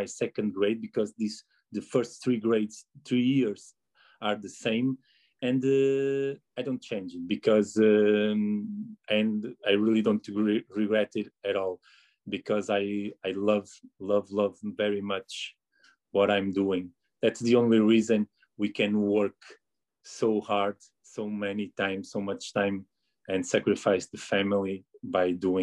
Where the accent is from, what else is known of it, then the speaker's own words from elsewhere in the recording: Porto, Norte, Portugal; I was born and raised and studied in Porto.